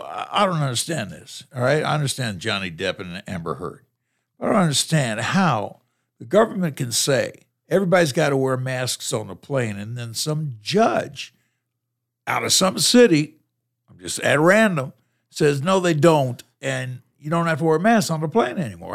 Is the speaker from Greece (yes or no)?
yes; Greece; moved away; I was born in Greece